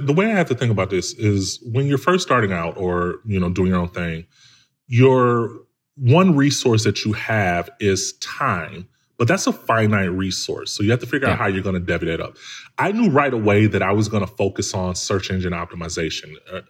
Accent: Chicago, Illinois, United States; Dude, I'm from Chicago, man, like from the hood.

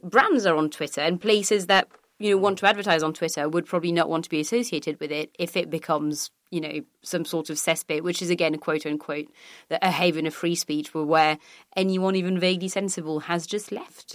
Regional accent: France; now in United Kingdom; Growing up in France

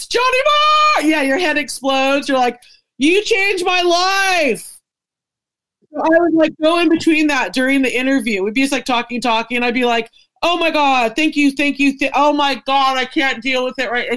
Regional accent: Santa Cruz, California, United States; born or raised there; moved away

